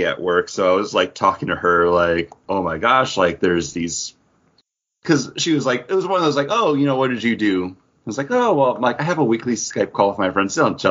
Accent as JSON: {"language": "English", "country": "United States", "said": "I mean, I'm an American, right?"}